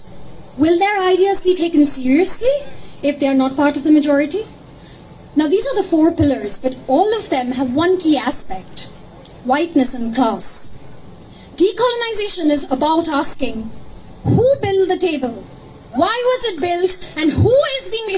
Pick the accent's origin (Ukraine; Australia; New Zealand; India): India; Kolkata, West Bengal; now in Scotland; I grew up in Calcutta, which was the British capital during the Empire.